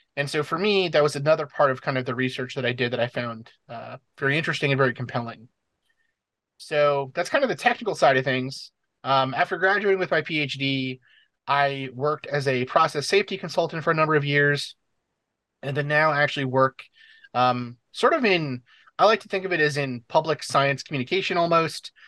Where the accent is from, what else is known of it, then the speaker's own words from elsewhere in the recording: New York City, New York, United States; moved away as an adult; also born or lived in New Hampshire; I'm originally from the New York City area